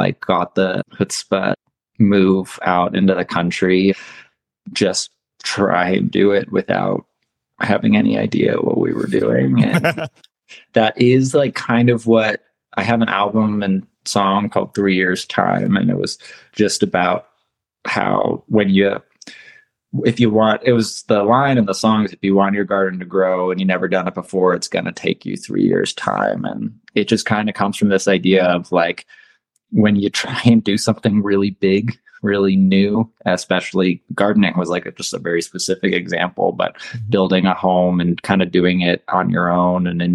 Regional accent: Ohio, United States; now in Reno, United States; I grew up in Ohio

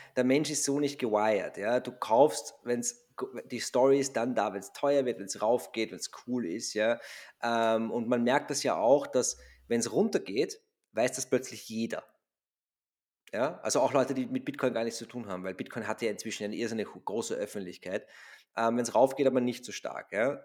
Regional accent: Austria

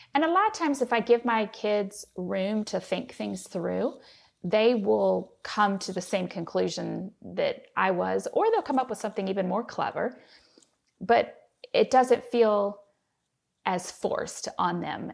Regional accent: Cincinnati, Ohio, United States; I am a city girl, so I grew up in Cincinnati, and I married a country boy.

